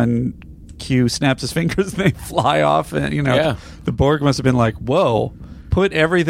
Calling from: Sweden; I'm a listener from Sweden, and I listen to the show every week.

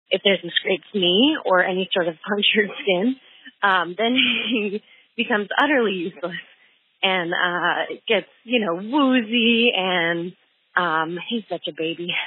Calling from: Wilmington, Delaware, United States; I'm calling from Wilmington, Delaware.

